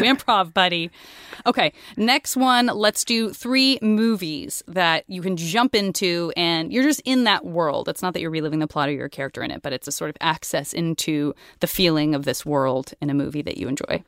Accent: Tucson, Arizona, United States; I'm from Tucson

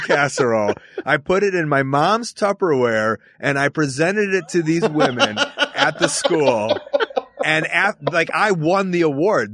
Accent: Chicago, Illinois, United States; I grew up in Chicago, Illinois, to a Jewish family in the suburbs of Chicago.

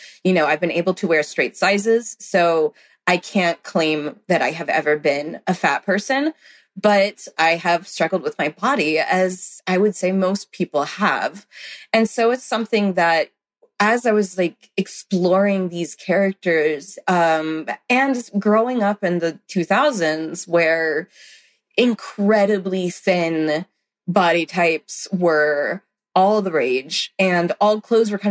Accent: the South, United States; I grew up in the South

